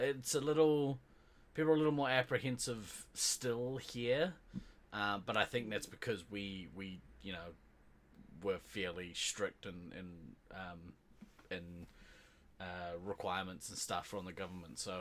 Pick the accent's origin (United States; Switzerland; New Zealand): New Zealand; Being Kiwi, we are on an island in the South Pacific